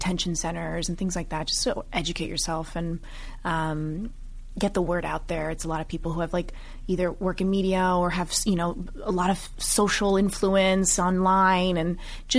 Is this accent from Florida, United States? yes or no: yes; Miami, Florida, United States; I'm Cuban American, and my family, first generation, both my parents immigrated here from Cuba